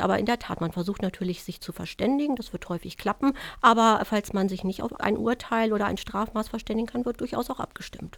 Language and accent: German; Germany; bei uns in Deutschland